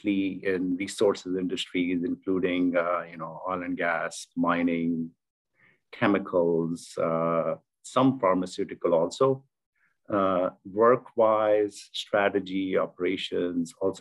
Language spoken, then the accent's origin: English; India; moved away as an adult; also born or lived in South America; Born and raised in India